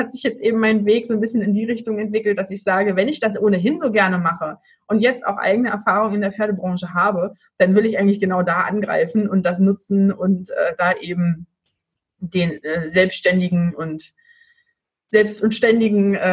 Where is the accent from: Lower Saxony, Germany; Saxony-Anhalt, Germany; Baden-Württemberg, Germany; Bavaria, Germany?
Saxony-Anhalt, Germany; Magdeburg; ich komme aus Magdeburg.